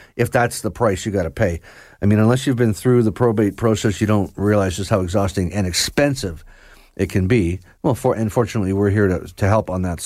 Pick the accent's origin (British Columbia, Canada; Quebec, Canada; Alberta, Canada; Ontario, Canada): Ontario, Canada; Georgina; where I grew up in Georgina, there was a pretty fancy lawn bowling club